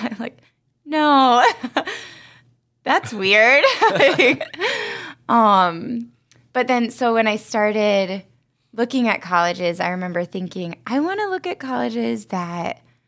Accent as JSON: {"language": "English", "town": "Fort Recovery", "region": "Ohio", "country": "United States", "tie": "born or raised there", "said": "I'm from West Ohio, a really small town called Fort Recovery."}